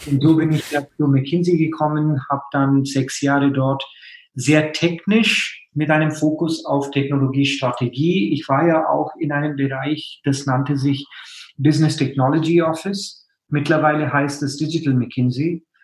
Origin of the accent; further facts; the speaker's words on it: India; German is a second language; moved away as an adult; now in Germany; Also ich meine, ich komme ja aus Indien, bin dann direkt nach meinem Studium quasi in Physik nach Deutschland gekommen, um in äh, Physik zu promovieren.